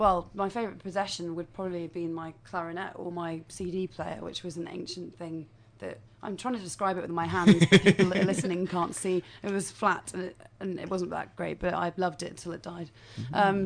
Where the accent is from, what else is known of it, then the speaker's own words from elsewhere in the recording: United Kingdom; I'm British